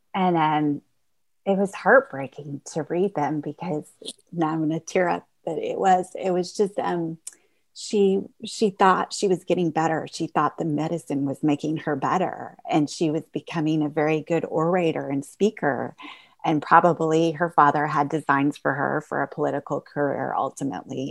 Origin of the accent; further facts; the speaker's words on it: Indiana, United States; I am from Indiana